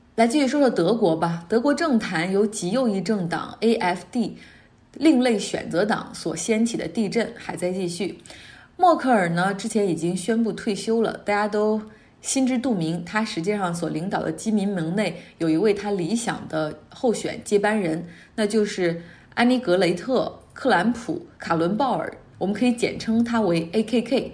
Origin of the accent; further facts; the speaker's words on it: Harbin, Heilongjiang, China; also born or lived in Beijing; now in United States; 之前在北京，我也是外地人，而那个遥远的家乡哈尔滨，我离开已经太久太久，久到已经没有办法回去，久到已经对那个城市所有的记忆都停留在二十一世纪之前，久到找不到自己之前的家，因为那个地方现在已经新建了很多建筑，我已经完全不认识了。我知道自己的根在那儿